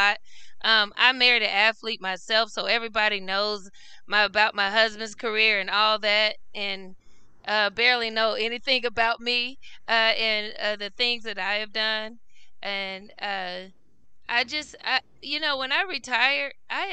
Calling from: Knoxville, Tennessee, United States; I am calling from Knoxville, Tennessee

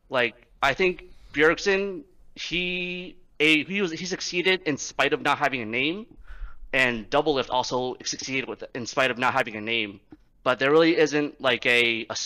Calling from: New York City, New York, United States; Uh, New York City.

